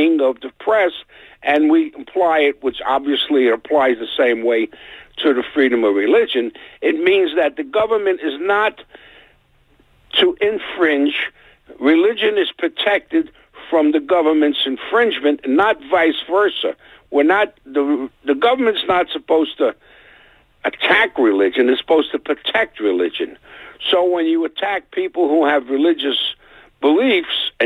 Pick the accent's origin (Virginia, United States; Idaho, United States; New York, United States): New York, United States; New York City; growing up on the Lower East Side